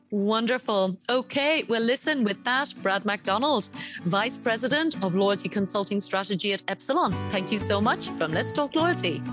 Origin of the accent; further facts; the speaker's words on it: Ireland; my home country of Ireland